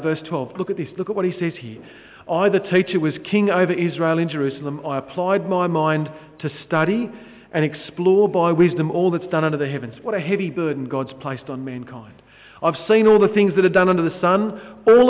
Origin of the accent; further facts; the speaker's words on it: Sydney, New South Wales, Australia; I'm an idiot from Sydney